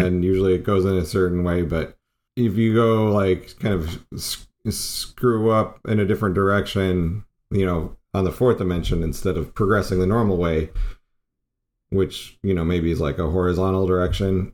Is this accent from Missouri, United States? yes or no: no; Arizona, United States; I grew up in Arizona